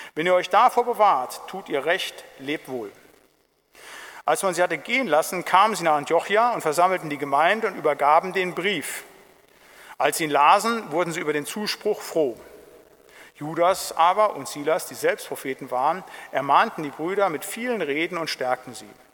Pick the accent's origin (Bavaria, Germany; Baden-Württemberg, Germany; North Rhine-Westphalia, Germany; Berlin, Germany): North Rhine-Westphalia, Germany; Siegerland; ich komme aus dem Siegerland